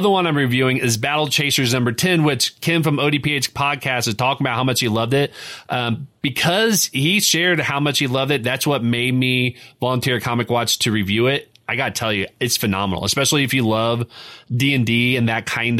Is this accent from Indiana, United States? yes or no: yes; Indiana, United States; my home state of Indiana